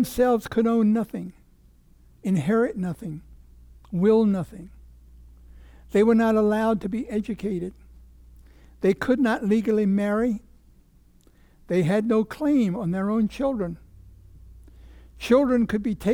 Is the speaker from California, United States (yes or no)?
no; Virginia, United States; born or raised there